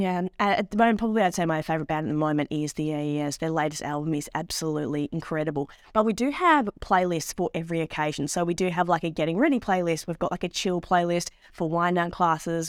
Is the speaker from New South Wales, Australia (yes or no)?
no; Melbourne, Victoria, Australia; As someone that very much grew up in Melbourne, um, inner city Melbourne